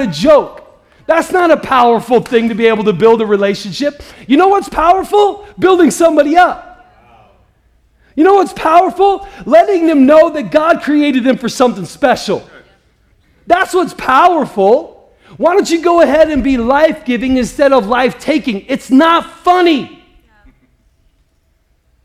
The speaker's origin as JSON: {"language": "English", "region": "Midwest", "country": "United States", "tie": "born or raised there", "said": "I grew up in the Midwest"}